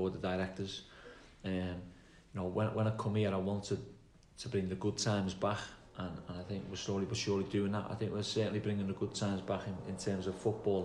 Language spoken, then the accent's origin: English; Liverpool, North West England, United Kingdom; accent: Scouse; moved away as an adult; now in Plymouth, United Kingdom; I'm not Cornish or the other side, so I'm Scouse